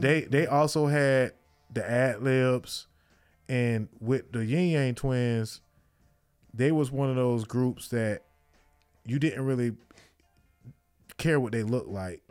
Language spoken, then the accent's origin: English; Miami, Florida, United States; I'm from Miami, so we, we, we came up